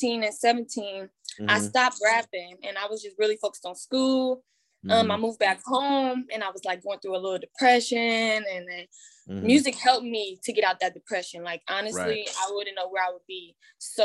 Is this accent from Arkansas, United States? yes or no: no; Oakland, California, United States; I am from East Oakland, California